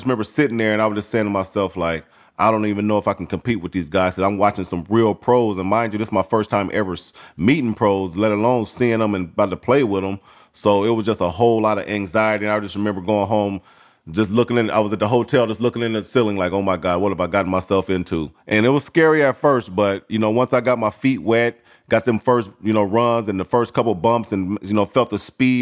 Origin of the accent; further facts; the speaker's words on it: Muncie, Indiana, United States; moved away as an adult; I'm from Muncie, Indiana, small town. I went to Ball State, so I never left my city